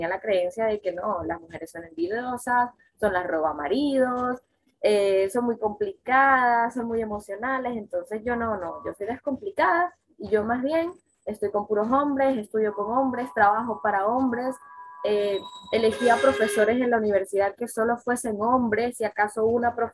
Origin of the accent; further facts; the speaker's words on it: Venezuela; also born or lived in Colombia; soy, soy venezolana colombiana, recontralatina, y vengo de una casa de puras mujeres guerreras